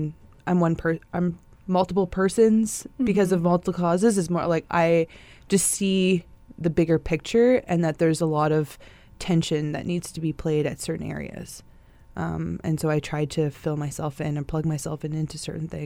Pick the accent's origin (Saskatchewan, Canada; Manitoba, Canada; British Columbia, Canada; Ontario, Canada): Ontario, Canada; Saugeen First Nation; now in Winnipeg, Canada; I'm originally from Saugeen First Nation, but I reside here in Winnipeg